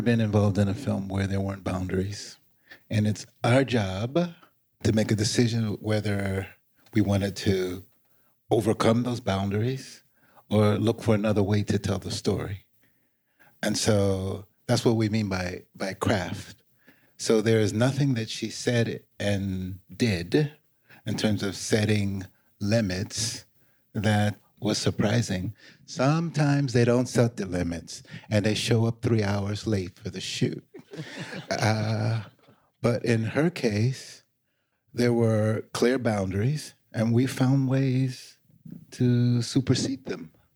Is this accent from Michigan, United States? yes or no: no; Los Angeles, California, United States; when I was growing up in Los Angeles